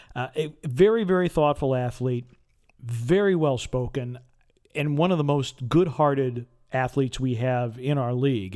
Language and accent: English; Wisconsin, United States; now in Memphis, United States; I'm from Wisconsin